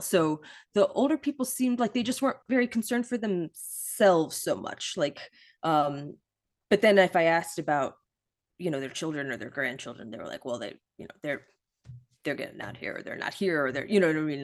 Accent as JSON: {"language": "English", "region": "Midwest", "country": "United States", "tie": "born or raised there", "moved": "yes", "lives_now": "Pittsburgh, United States", "said": "I grew up in the Midwest as well, and I live in Pittsburgh"}